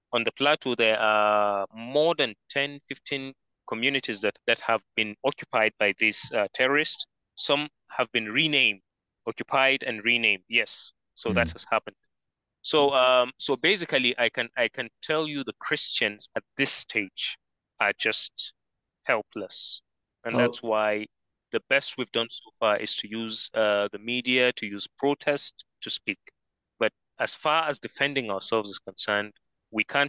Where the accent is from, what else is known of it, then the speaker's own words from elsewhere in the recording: Nigeria; it was in Kaduna State, barely maybe 50 kilometers from my hometown